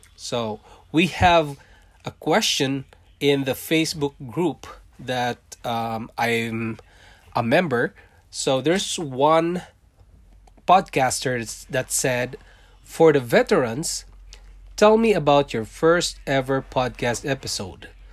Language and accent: English; Philippines; born or raised there; accent: Philippine English; English is a second language; moved away as an adult; also born or lived in Singapore; now in Canada